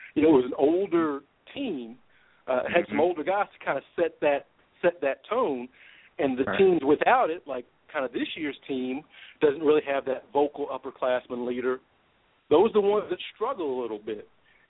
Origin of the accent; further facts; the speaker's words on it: Louisville, Kentucky, United States; people our age, growing up in Louisville, there weren't a lot of black Kentucky fans.